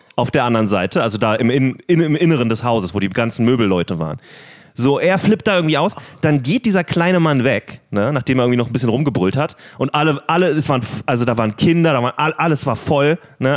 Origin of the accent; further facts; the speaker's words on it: Berlin, Germany; Wir sind beide in Berlin groß geworden, auch mehr oder weniger in derselben Gegend